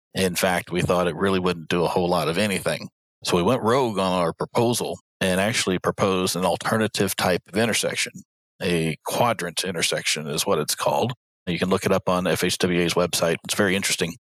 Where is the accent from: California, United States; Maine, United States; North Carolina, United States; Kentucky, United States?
Kentucky, United States; Louisville; the city of Louisville which is my hometown